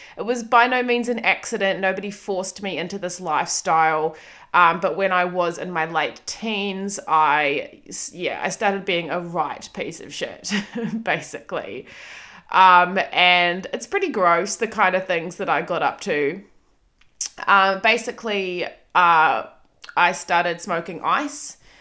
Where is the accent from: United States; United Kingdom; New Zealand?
New Zealand; Auckland; moved away as an adult; now in Melbourne, Australia; I have lived in Melbourne for almost eight years. I'm from Auckland, New Zealand.